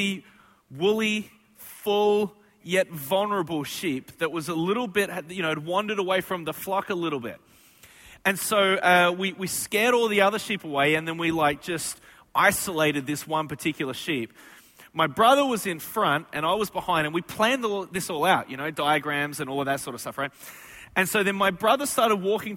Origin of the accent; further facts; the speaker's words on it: Australia; moved away; I am from Australia